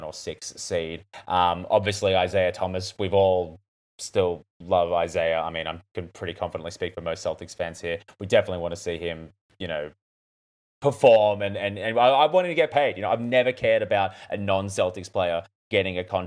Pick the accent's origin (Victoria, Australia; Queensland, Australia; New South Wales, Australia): New South Wales, Australia; Newcastle; grew up in my hometown